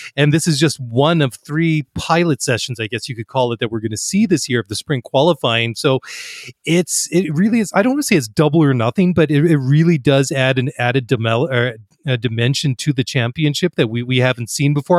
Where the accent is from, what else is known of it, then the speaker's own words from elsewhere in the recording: Canada; being Canadian and identifying with a lot of the winter sports